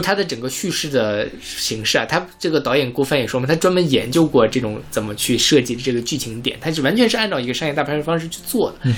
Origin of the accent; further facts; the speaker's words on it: China; 我们中国人觉得这是我们的家园